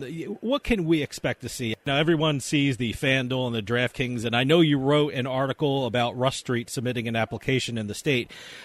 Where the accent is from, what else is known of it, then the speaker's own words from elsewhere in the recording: New Jersey, United States; in my home state of New Jersey